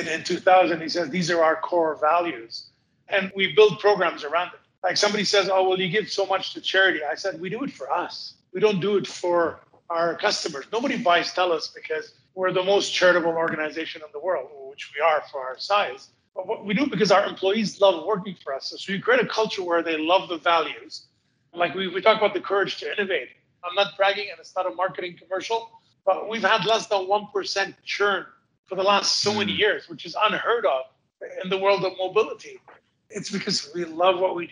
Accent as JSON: {"language": "English", "town": "Montreal", "region": "Quebec", "country": "Canada", "said": "I'm from Montreal. We get 2 meters plus of snow a year"}